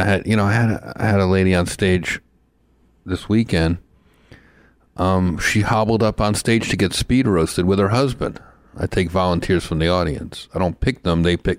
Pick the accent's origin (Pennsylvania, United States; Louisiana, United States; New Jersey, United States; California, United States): New Jersey, United States; Growing up in New Jersey, like starting out comedy in New Jersey, New York